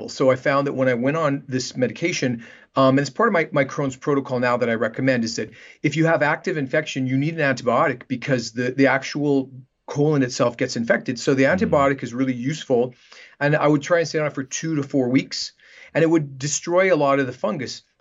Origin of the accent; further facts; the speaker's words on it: Canada; moved away as an adult; also born or lived in Vancouver, Canada; now in Manhattan Beach, United States; I'm Canadian, and um, I practiced in Canada for about ten years in Vancouver before moving down to Los Angeles, and I've been here in Manhattan Beach for the last 20 years.